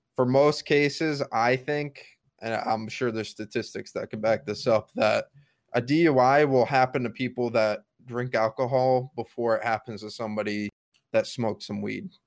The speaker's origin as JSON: {"language": "English", "region": "Connecticut", "country": "United States", "tie": "born or raised there", "said": "Connecticut, my home state"}